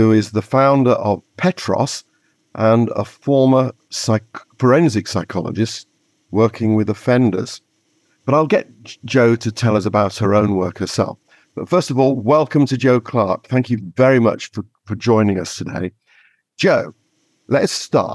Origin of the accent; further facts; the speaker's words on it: York, Yorkshire and the Humber, United Kingdom; York is my hometown